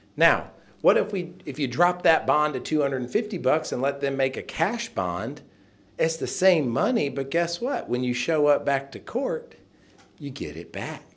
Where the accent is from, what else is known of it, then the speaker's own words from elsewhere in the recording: Nashville, Tennessee, United States; I am from Nashville